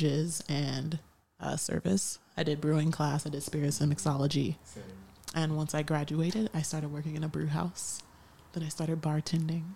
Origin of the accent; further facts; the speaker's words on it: Detroit, Michigan, United States; I am from Detroit, Michigan, hailing from the 313